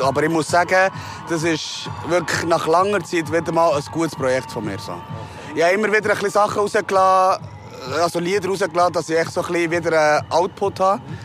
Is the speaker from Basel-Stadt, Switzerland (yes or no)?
no; Bern, Switzerland; ich bin halt in der Langas aufgewachsen